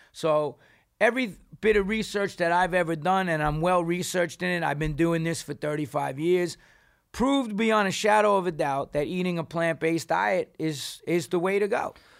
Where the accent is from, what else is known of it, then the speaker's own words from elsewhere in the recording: New York, United States; I'm from New York